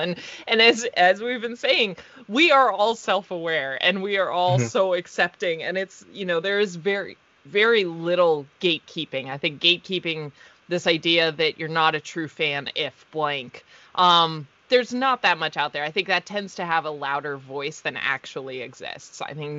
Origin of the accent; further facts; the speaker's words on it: Fort Collins, Colorado, United States; I'm going to be doing Fort Collins Comic Con. That's my hometown in Colorado.